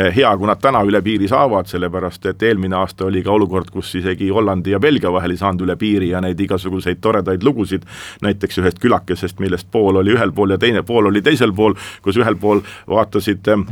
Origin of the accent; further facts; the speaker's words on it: Estonia; ma olen eestlane